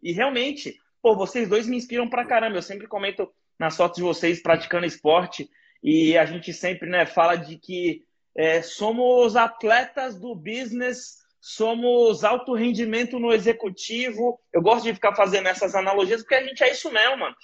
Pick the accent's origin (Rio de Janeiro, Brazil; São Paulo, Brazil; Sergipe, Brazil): São Paulo, Brazil; Guarujá; minha quebrada, que eu cresci lá no Guarujá